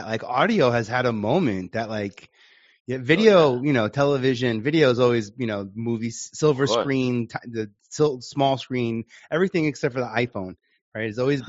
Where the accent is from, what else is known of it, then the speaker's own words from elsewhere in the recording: New York City, New York, United States; I'm born and raised in Staten Island, so I've been in New York my